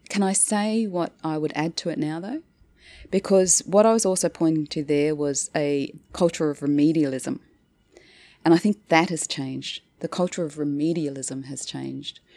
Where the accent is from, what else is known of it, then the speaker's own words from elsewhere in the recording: Northern Territory, Australia; moved away; So I went back to the Northern Territory, my hometown, uh, as a bureaucrat